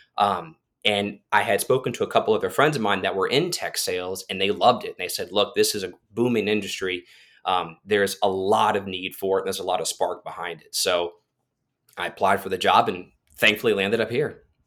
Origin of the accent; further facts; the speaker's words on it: Titusville, Florida, United States; ended up at a job fair in, in my hometown of Titusville, Florida